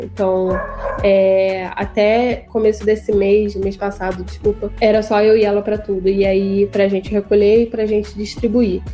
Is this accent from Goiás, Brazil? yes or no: no; Rio de Janeiro, Brazil; eu sou do Rio